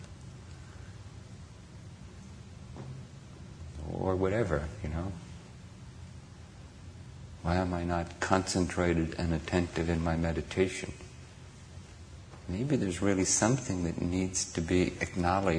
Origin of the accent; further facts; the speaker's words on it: Ireland; now in Redwood City, United States; I grew up in Ireland